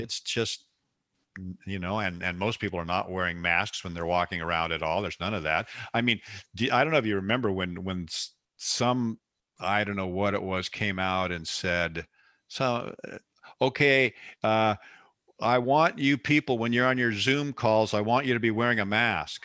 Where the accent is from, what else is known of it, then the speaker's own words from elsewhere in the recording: West Coast, United States; I grew up out here on the West Coast